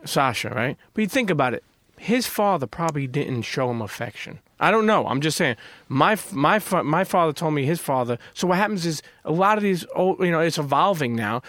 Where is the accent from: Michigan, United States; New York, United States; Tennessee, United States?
New York, United States; New York City; also born or lived in Bensonhurst, Brooklyn; I grew up in Brooklyn, around, I grew up in Coney Island